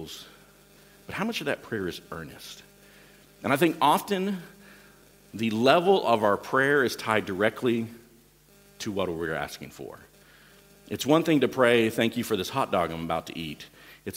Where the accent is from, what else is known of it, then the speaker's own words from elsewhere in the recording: United States; moved away as an adult; also born or lived in Central Asia / United Kingdom; now in Czech Republic; I'm American